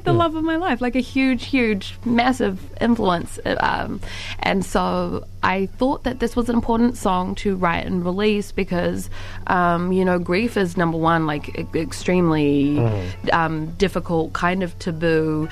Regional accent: Waikato, New Zealand; I'm from Te Puaho Waikato. I'm from Tainui

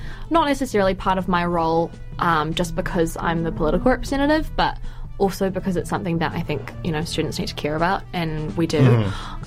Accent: Auckland, New Zealand; I grew up in Massey, so, like, that's the OG hometown

